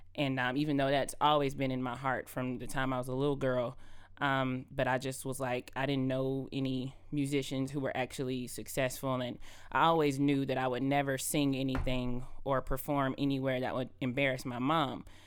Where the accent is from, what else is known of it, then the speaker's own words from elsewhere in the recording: Adel, Georgia, United States; I'm originally from Adel, Georgia